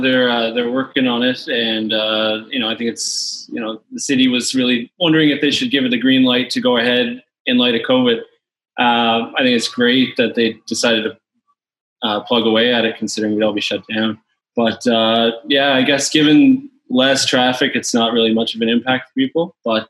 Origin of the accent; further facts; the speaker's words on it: Louisiana, United States; also born or lived in Newfoundland; now in Canada; I was born in Louisiana back in the late 80s. Spent a lot of my childhood there.